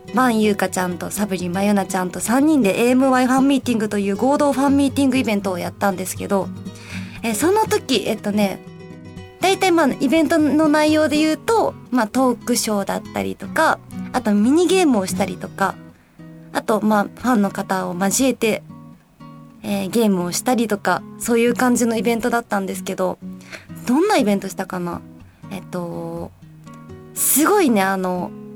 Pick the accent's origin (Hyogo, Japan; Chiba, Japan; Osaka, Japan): Osaka, Japan; moved away as an adult; now in Tokyo, Japan; 地元が大阪なんですけど東京に引っ越ししてきて5年ちょっと経つんですけど